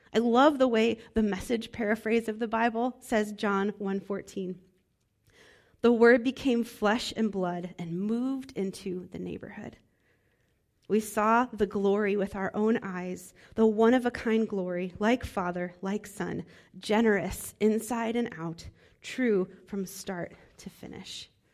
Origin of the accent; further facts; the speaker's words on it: Midwest, United States; moved away; I'm from the Midwest